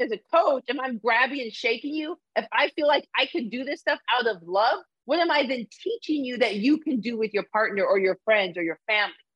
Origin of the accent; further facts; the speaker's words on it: Arizona, United States; also born or lived in Canada; I'm a person who was raised in Arizona